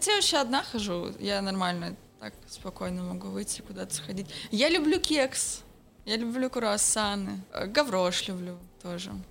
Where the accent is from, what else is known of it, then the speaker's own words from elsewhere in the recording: Petropavlovsk-Kamchatsky, Kamchatka Krai, Russia; А я детство провела на Камчатке, Петропавловск-Камчатский, вечный снег.